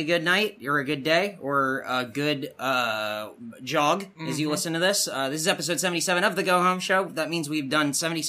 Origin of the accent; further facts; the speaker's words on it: Southern California, United States; we're from Southern California.